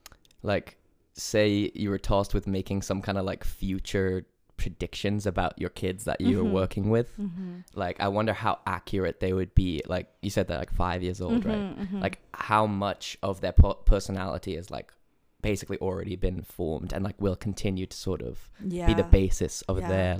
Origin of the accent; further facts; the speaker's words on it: California, United States; moved away as an adult; also born or lived in England / Chicago, Illinois; And then moved to Chicago and then lived there for 3 years and then moved to California.